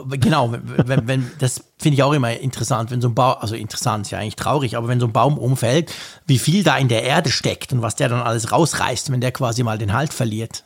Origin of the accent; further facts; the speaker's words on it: Switzerland; also born or lived in Bern; als Schweizer aus den Bergen